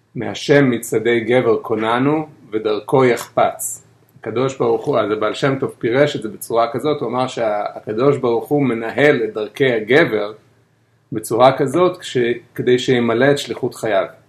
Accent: Bnei Brak, Tel Aviv District, Israel; born or raised there

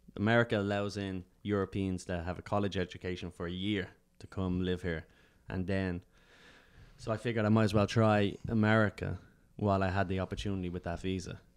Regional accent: Dublin, Leinster, Ireland; moved away as an adult; now in New York, United States; I was from Dublin

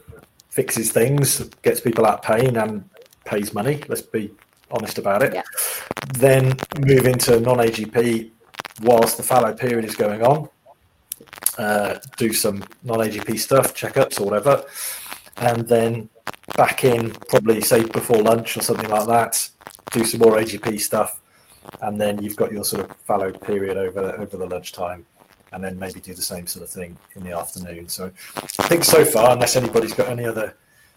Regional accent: Cardiff, Wales, United Kingdom; also born or lived in Harpenden, Hertfordshire / Birmingham; now in England; I was born in Cardiff

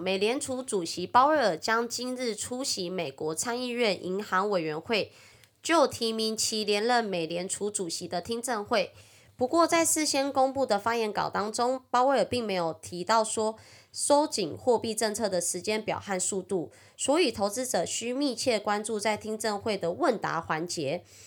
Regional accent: Taiwan; accent: Taiwanese Mandarin; 我是台湾国语界最正的俏妞

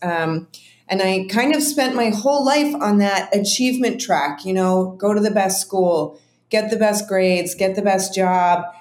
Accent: Chicago, Illinois, United States; moved away as an adult; I'm from Chicago

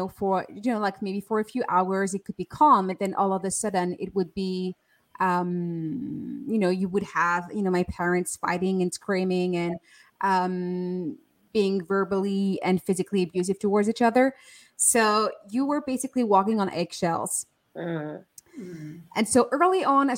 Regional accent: France; I was born and raised in France

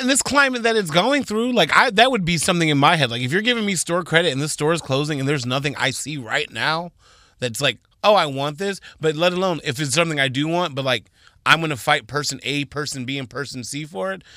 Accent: Texas, United States; I was born in Texas to Donna and Floyd Anderson

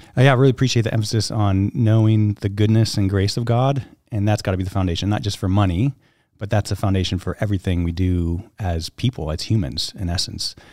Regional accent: upstate New York, United States; also born or lived in Southern California; grew up in New York, graduated high school, and went to college in Rochester, New York

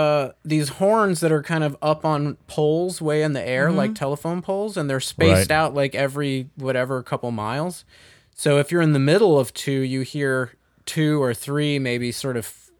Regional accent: El Paso, Texas, United States; also born or lived in Lubbock, Texas; So I was born in El Paso, Texas, and you know grew up there till I graduated high school. So El Paso is kind of surrounded by mountains. It is not part of Tornado Alley.

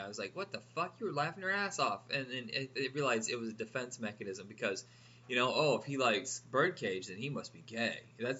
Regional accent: Indiana, United States; I grew up in Indiana where homophobia was absolutely to the hilt, and in a small town in Indiana. So, I mean, hey, hometown of Mike Pence.

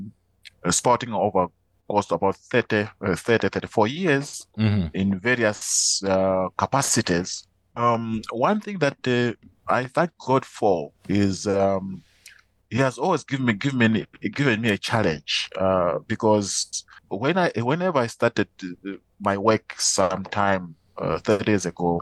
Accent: Malawi; I am from Malawi

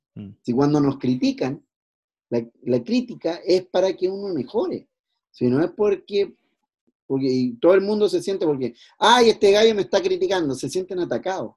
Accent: Chile; la idiosincrasia que tenemos hoy por hoy como chilenos

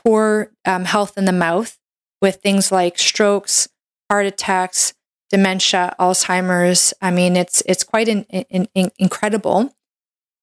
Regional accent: Canada; I'm a Canadian medical doctor

